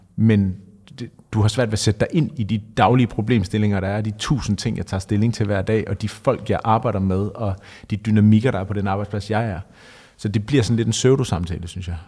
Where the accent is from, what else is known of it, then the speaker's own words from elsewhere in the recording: Denmark; Jeg kommer selv fra Jylland